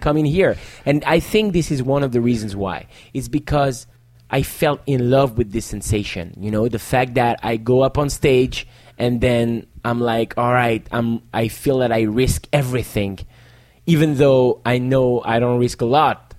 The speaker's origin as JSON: {"language": "English", "town": "Paris", "region": "Île-de-France", "country": "France", "tie": "born or raised there", "second_language": "English", "said": "was born in Paris. Okay. And I'm the next generation. And my parents were born in Paris"}